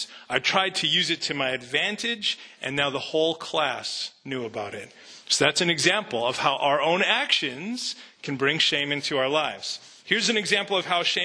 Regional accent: Canada; I grew up in Canada.

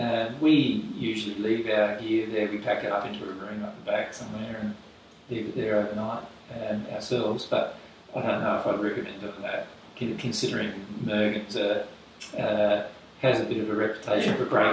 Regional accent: Loxton, South Australia, Australia; moved away; I was born in South Australia, in the river, on the River Murray.

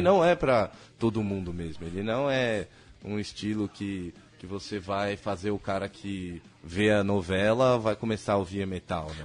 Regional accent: Brazil; a gente é brasileiro, a gente não é americano, nossa língua não é o inglês

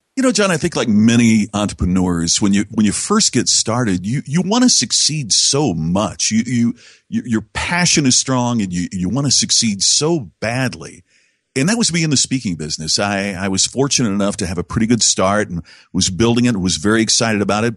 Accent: Indiana, United States; my hometown in Indiana

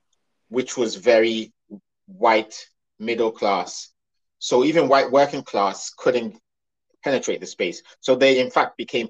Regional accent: United Kingdom; think for many of us who are British, but a lot of Britain doesn't want to call us British

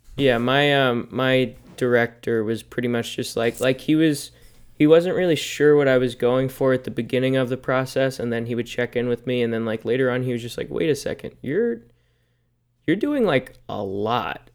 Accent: United States; I am also American

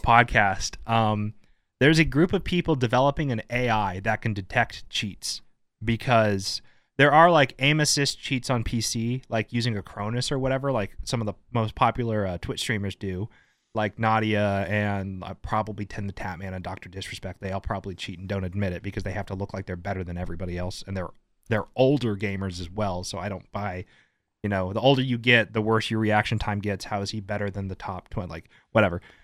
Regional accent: United States; as an American

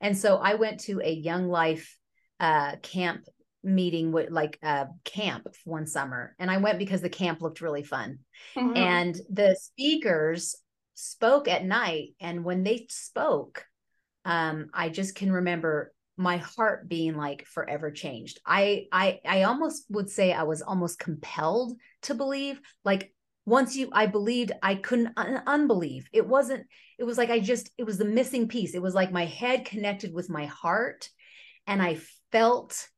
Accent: near Sacramento, California, United States; also born or lived in Bay Area, California; we moved from the Bay Area near San Francisco up near Sacramento when I was 10.

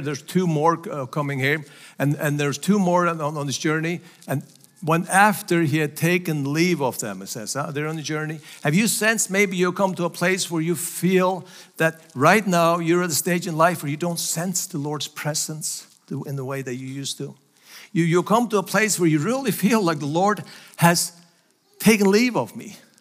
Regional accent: Faroe Islands; English is a second language; moved away as an adult; also born or lived in United States; So, so Faroes are still part of Denmark. And that's where I was born and raised

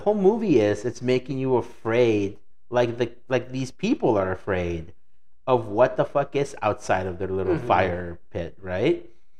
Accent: Mexico City, Mexico; moved away; also born or lived in Michoacán; growing up in Mexico, so Mexico City is very much like here.

